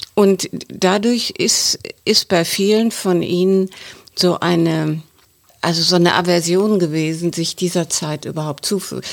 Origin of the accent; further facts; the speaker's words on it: West Germany, Germany; als Westdeutsche